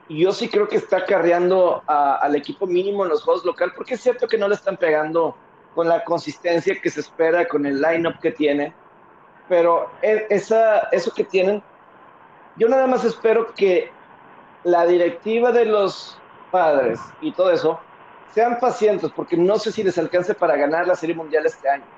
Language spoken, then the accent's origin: Spanish; Monterrey, Nuevo León, Mexico; soy la Sultana del Norte en Monterrey